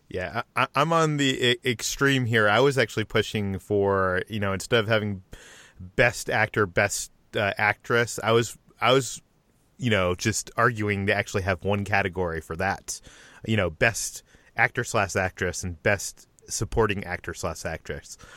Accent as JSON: {"language": "English", "town": "Boston", "region": "Massachusetts", "country": "United States", "tie": "born or raised there", "moved": "yes", "said": "I am originally from the Boston area."}